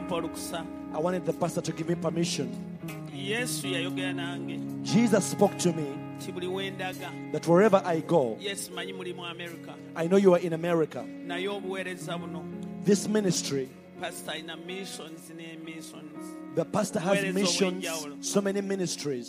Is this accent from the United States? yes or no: no; Uganda; moved away; When we come from Uganda